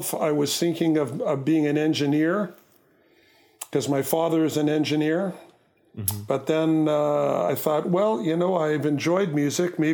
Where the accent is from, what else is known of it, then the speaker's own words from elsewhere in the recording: Winnipeg, Manitoba, Canada; I grew up in Winnipeg